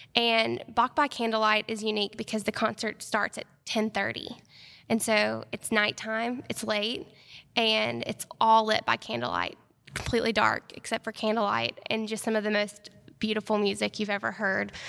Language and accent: English; Athens, Alabama, United States; moved away as an adult; also born or lived in Auburn, Alabama; now in Huntsville, United States; When I was growing up in Athens